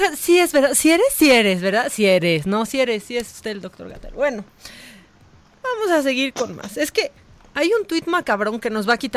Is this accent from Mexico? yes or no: yes; Guerrero, Mexico; Eh, soy de Guerrero, mucha gente de mi familia le manda saludos